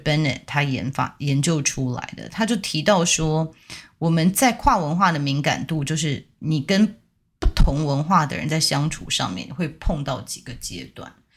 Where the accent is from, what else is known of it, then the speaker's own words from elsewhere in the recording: Taiwan; 我们台湾人